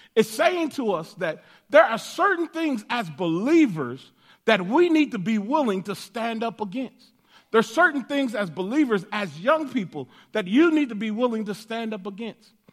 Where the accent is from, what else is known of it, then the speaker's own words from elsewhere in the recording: Denver, Colorado, United States; they, uh, gave birth to me in Denver, Colorado. And so, uh, I grew up in Denver, uh, all of my life